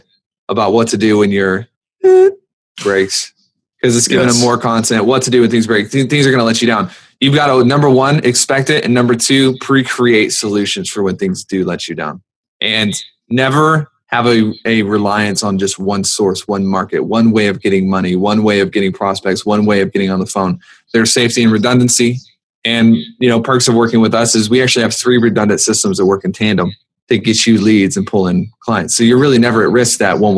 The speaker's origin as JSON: {"language": "English", "region": "the South", "country": "United States", "said": "I'm from the South"}